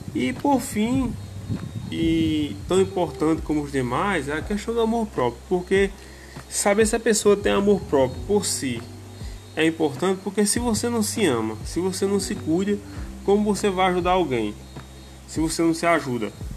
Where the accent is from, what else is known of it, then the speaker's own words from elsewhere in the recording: Brazil; sou da cidade de São Luís do Peixe